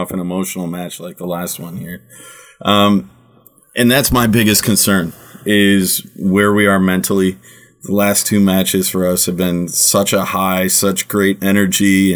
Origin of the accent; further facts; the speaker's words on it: United States; now in Germany; I'm American. I struggle with German for the amount of time I live there